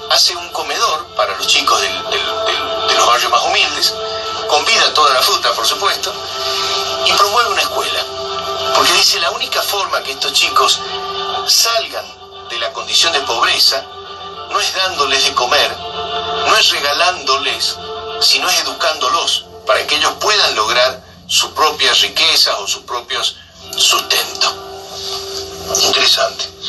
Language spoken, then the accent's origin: Spanish; Argentina; nosotros, de Argentina